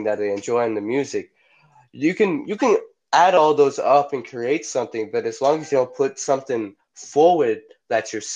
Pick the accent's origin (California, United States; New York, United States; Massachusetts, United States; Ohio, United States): Massachusetts, United States; I come from Massachusetts